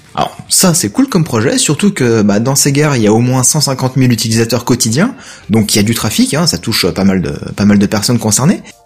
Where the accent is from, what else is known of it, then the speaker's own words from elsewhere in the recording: France; les villages chez nous en France